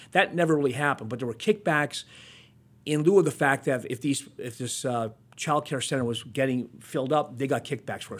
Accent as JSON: {"language": "English", "town": "Hazleton", "region": "Pennsylvania", "country": "United States", "said": "I'm from Hazleton, and Wilkes-Barre was a big city back then"}